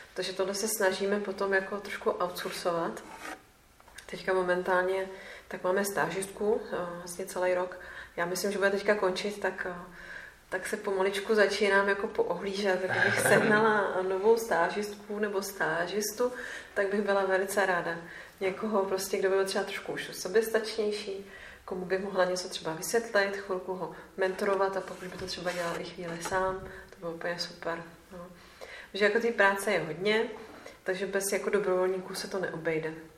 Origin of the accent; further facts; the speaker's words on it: Czechia; jsem z České republiky